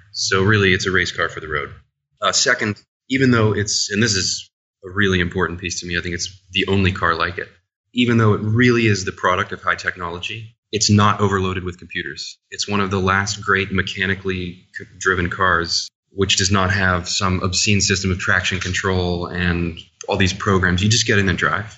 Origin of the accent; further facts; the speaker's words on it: New Orleans, Louisiana, United States; I was raised in New Orleans playing music